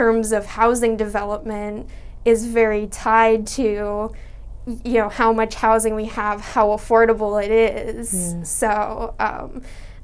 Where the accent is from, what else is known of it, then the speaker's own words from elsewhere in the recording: Medford, Massachusetts, United States; I grew up in West Medford